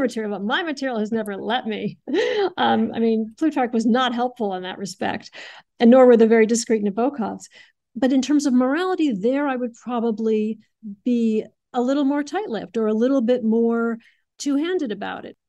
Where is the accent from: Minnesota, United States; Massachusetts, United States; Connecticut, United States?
Massachusetts, United States; Adams; I grew up in Adams